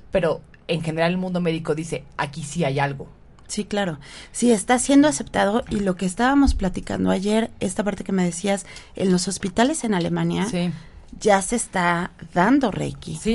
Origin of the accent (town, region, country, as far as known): Mexico